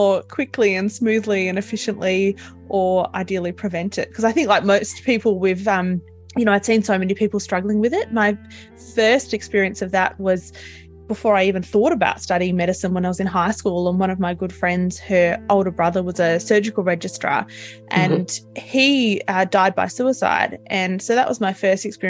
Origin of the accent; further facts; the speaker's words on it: Tasmania, Australia; I'm from Australia, I'm from Tasmania, so the island right down the bottom.